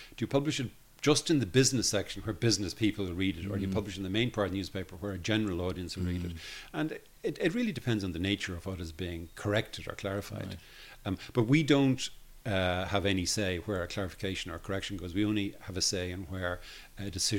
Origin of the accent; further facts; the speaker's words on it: Dublin, Leinster, Ireland; also born or lived in Belfast; I'm from Dublin.